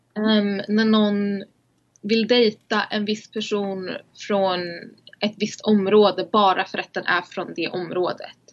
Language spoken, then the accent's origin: Swedish; Uppsala, Uppsala County, Sweden; för jag är ju så här född och uppvuxen i Uppsala